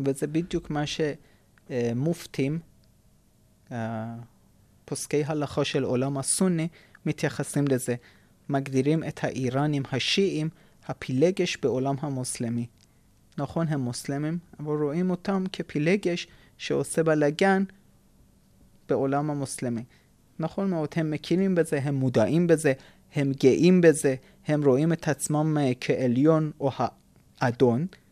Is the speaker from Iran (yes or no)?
yes; Isfahan, Iran; moved away as an adult; אני אספהאני לצורך הדוגמה. זאת אומרת, אבותי אבותי יצאו מבבל ועברו לאיראן. ועד אלפיים ושלוש אני גרתי באספהאן